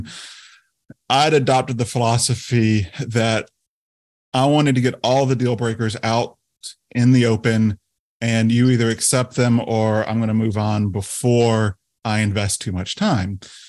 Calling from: South Carolina, United States; So we live in the state of South Carolina in the United States.

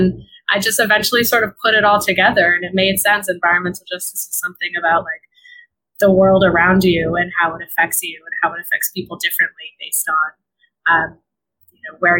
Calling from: New York City, New York, United States; Yeah, so I am calling from New York City. I live in Brooklyn, New York, though my organization is based in West Harlem.

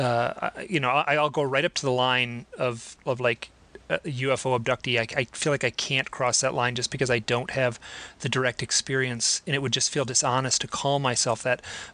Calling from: Idaho, United States; I am in a beautiful little town in rural Idaho, right next to Grand Teton National Park.

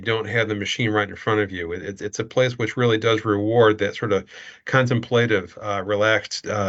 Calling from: Chicago, Illinois, United States; I'm calling from Chicago today

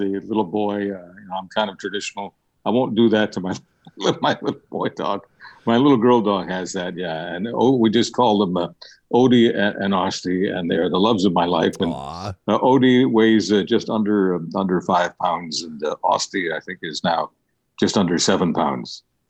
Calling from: British Columbia, Canada; I'm in British Columbia

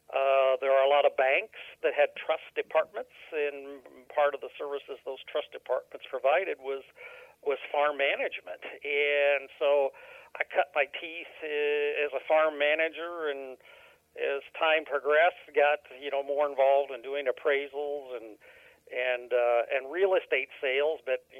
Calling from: Jacksonville, Illinois, United States; Calling from Jacksonville, Illinois.

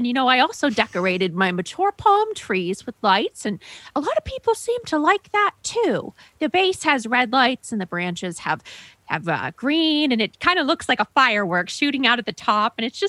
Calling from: Largo, Florida, United States; I'm calling from Largo, Florida.

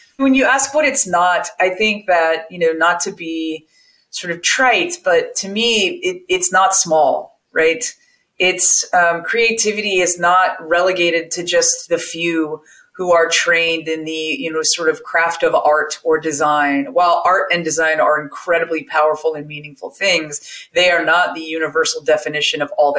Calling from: California, United States; I am joining you from my living room with my plants behind me as they do in the window in just north of San Francisco in Marin County in California.

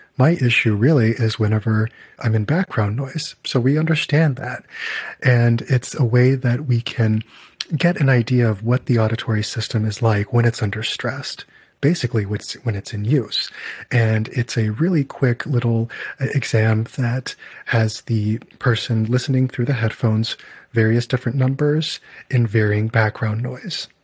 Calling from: Chicago, Illinois, United States; English is a second language; I'm calling from Chicago

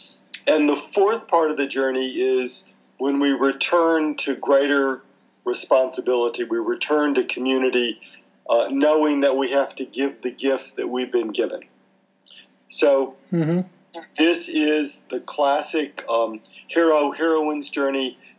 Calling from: Victoria, Australia; We're talking today from Victoria, Australia, and it is very cold.

